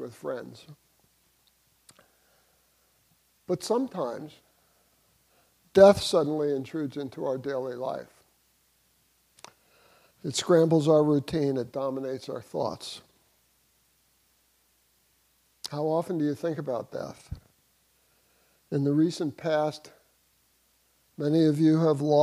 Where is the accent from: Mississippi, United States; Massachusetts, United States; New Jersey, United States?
New Jersey, United States; moved away as an adult; now in St. Petersburg, United States; I grew up in New Jersey